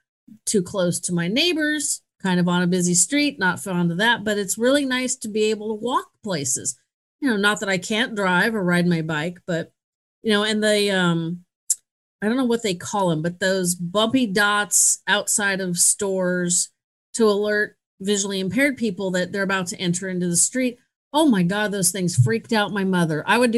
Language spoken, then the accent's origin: English; California, United States; I'm from California, like earthquakes are like, whatever, you know, it's no big deal.